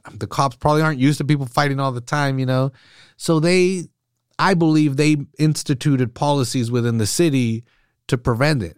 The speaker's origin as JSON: {"language": "English", "town": "Salinas", "region": "California", "country": "United States", "tie": "born or raised there", "said": "grew up on the east side"}